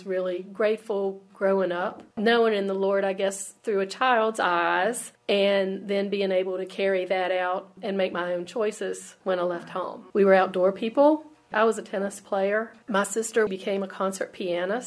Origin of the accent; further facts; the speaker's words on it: Petersburg, West Virginia, United States; I grew up in Petersburg, West Virginia